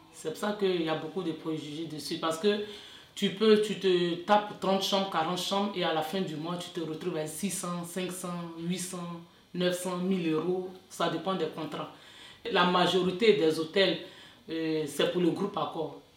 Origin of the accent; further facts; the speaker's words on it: Côte d’Ivoire; moved away as an adult; now in France; je viens de la Côte d'Ivoire, euh, je suis française aussi